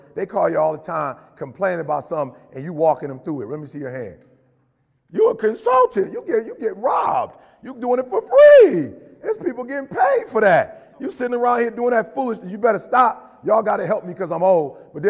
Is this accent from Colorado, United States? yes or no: no; Detroit, Michigan, United States; also born or lived in Chicago; You know how many dudes I grew up in Detroit on the block and Chicago on the block that could talk?